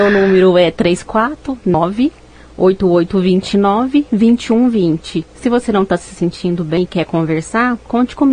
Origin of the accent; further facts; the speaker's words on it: Uberaba, Minas Gerais, Brazil; now in Rio Paranaíba, Brazil; …, que eu estou começando a atender aqui agora no Rio Paranaíba. É, eu não sou daqui, eu sou de Uberaba